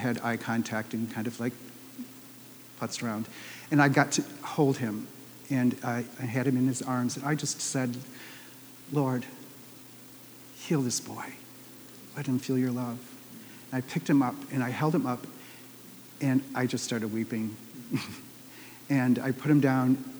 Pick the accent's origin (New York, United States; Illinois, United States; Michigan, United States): Michigan, United States; Detroit; also born or lived in Minneapolis; I moved home back from Minneapolis to Detroit